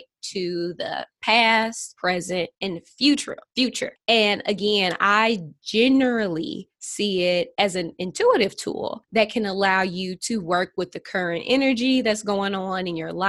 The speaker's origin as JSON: {"language": "English", "town": "St. Louis", "region": "Missouri", "country": "United States", "said": "I'm from St. Louis, Missouri. St. Louis is a small city."}